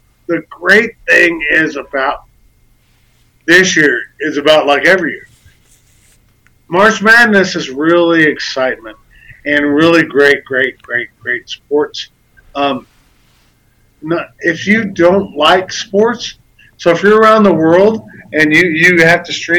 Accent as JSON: {"language": "English", "country": "United States", "said": "I'm from America"}